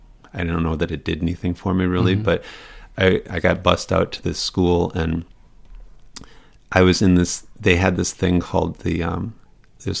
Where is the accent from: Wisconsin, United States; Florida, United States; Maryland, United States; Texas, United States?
Wisconsin, United States; Racine; also born or lived in Arizona; now in Queens, United States; I grew up in Racine